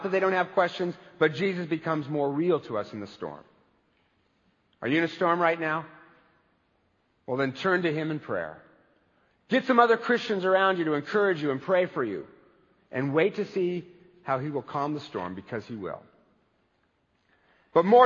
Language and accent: English; United States; I am an American baby boomer